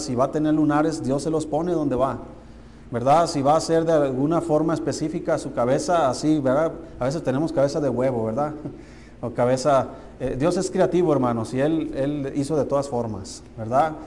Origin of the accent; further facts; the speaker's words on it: Mexico; Como mexicanos tenemos la cultura de, de comer bien y tenemos buena comida